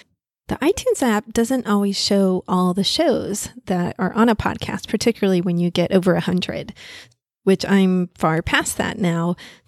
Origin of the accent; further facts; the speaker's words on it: the South, United States; accent: southern; You can also hear my southern accent come out.